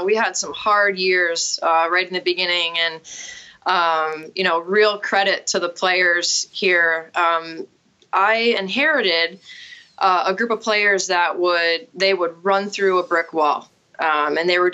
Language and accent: English; Vermont, United States; also born or lived in Connecticut; I am a Vermonter, so I'm back in my home state, but I grew up playing here